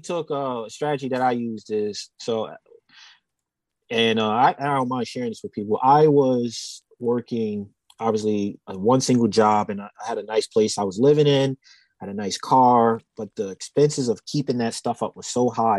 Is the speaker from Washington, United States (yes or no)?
no; Pennsylvania, United States; I'm from Pennsylvania and I worked in New Jersey